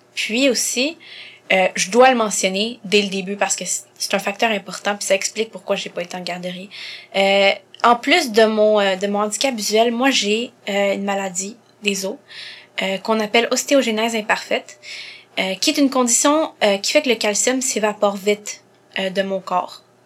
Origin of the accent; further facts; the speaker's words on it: Montreal, Quebec, Canada; Et elle m'a eu ici à Montréal en 96. Donc euh, je suis née ici